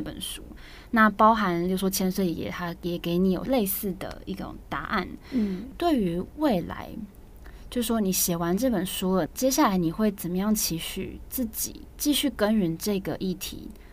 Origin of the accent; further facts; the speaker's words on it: Taiwan; 身为台湾人